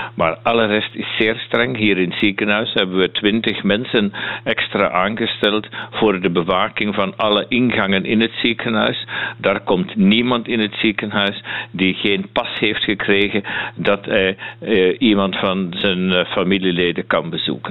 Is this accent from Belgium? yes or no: yes; Flanders, Belgium; now in Münster, Germany; ik ben Vlaming